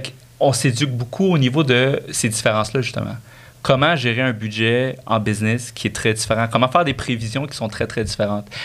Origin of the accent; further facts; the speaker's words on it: Quebec, Canada; j'ai grandi sur le Québec